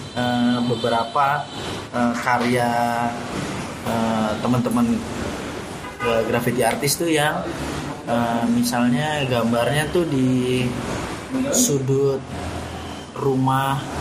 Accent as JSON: {"language": "Indonesian", "town": "Depok", "region": "West Java", "country": "Indonesia", "said": "gue sebagai warga Depok"}